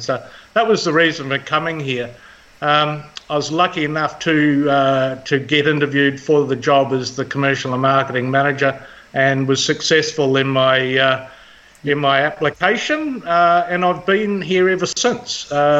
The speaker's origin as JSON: {"language": "English", "region": "Nelson", "country": "New Zealand", "tie": "born there", "said": "Yeah, funnily enough, I was born in Nelson. Didn't live here very long."}